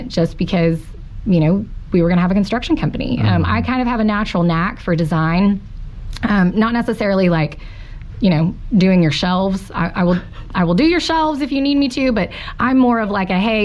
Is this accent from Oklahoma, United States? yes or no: yes; Fort Gibson, Oklahoma, United States; I grew up in Fort Gibson.